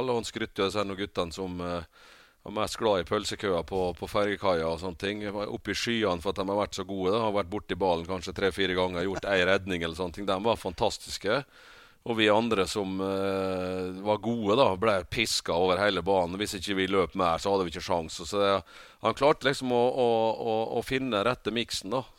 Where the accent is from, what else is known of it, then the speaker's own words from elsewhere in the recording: Rekdalen, Møre og Romsdal, Norway; det var eh, veldig eh, samhold i den bygda der. Det var sånn at når hvis det var basar, så var alle der. Var det 17. mai, så var hele bygda Altså hele bygda var til stede.